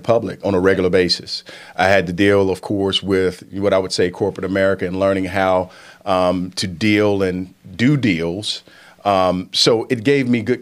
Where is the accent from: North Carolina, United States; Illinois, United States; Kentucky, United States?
North Carolina, United States; Statesville; also born or lived in Washington, D.C. / New York / Los Angeles / Atlanta; I'm from Statesville